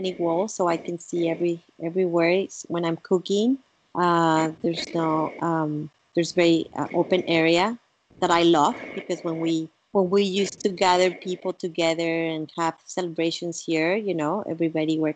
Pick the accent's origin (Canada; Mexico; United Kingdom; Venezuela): Mexico; first language Spanish; English is a second language; moved away; also born or lived in Italy; Being from Mexico